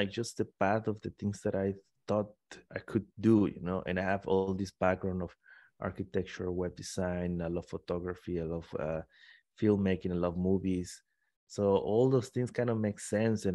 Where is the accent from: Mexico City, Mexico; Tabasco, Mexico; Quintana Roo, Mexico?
Tabasco, Mexico; English is a second language; moved away; also born or lived in Puebla, Mexico / Querétaro, Mexico / Italy; I'm from Tabasco, Mexico. Then I moved to Puebla, Mexico.